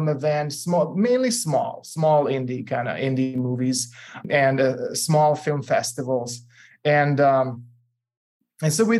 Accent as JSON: {"language": "English", "country": "Serbia", "moved": "yes", "said": "I'm originally from Serbia, and so I speak four languages"}